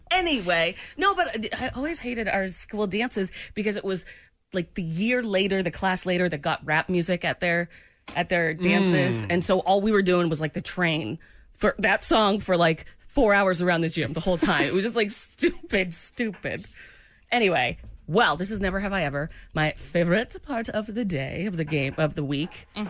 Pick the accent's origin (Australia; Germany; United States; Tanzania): Australia; accent: Australian; My Australian accent is definitely useless.